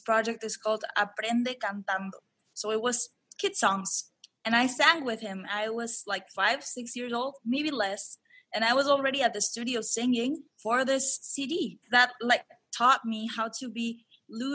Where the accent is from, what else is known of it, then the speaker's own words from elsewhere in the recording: Lima, Peru; I lived in a beautiful place in Lima. It's called Miraflores.